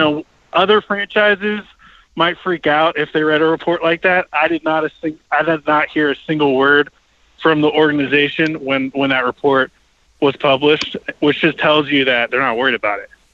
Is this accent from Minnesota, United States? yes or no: no; Portland, Oregon, United States; I grew up in Portland